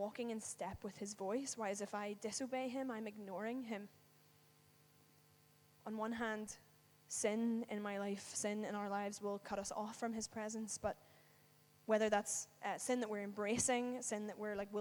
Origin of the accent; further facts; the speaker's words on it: Northern Ireland, United Kingdom; moved away; I live away from home. I'm from Northern Ireland